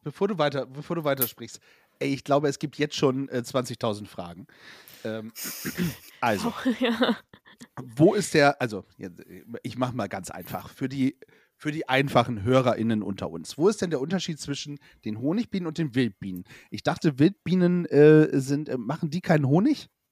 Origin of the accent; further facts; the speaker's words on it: village between Bremerhaven and Bremen, Lower Saxony, Germany; gebürtig aus Lunetown City, also ein kleines Dörfchen zwischen Bremerhaven und Bremen